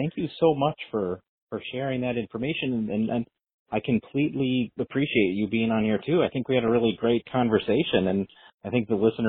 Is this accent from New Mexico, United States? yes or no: yes; Albuquerque, New Mexico, United States; moved away; I'm from Albuquerque originally, and that's another film town